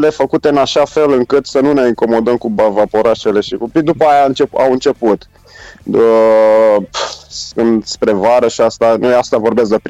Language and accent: Romanian; Bucharest, Romania; Sunt născut și crescut în București.